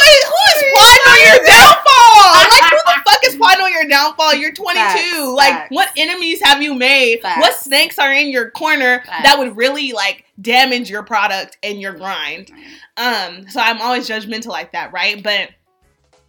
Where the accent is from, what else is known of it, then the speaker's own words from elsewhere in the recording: Berkeley, California, United States; moved away as an adult; also born or lived in Atlanta; I'm from the Bay, Berkeley